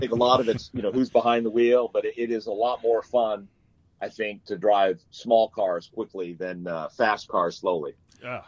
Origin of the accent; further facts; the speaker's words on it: Orange County, California, United States; as a little kid, I grew up in Orange County, California